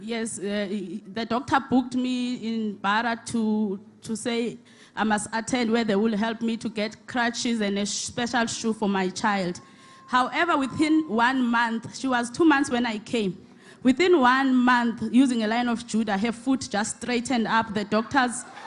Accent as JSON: {"language": "English", "region": "Eastern Cape", "country": "South Africa", "moved": "yes", "lives_now": "Johannesburg, South Africa", "said": "I'm from Eastern Cape, but I stay here in Johannesburg."}